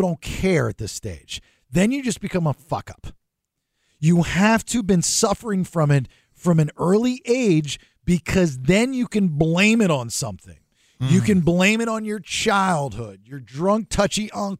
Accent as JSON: {"language": "English", "region": "Georgia", "country": "United States", "said": "I'm a redneck from Georgia"}